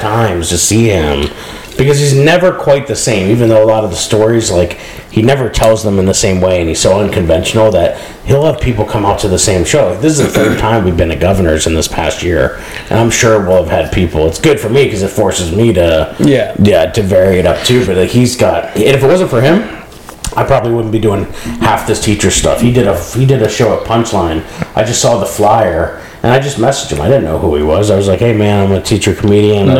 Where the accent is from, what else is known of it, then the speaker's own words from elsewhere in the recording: Scranton, Pennsylvania, United States; I'm from Scranton